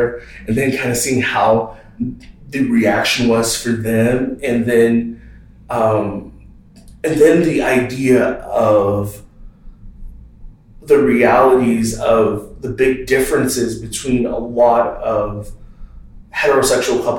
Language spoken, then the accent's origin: English; Texas, United States; growing up in the South, Texas, the South, raised by Baptist preachers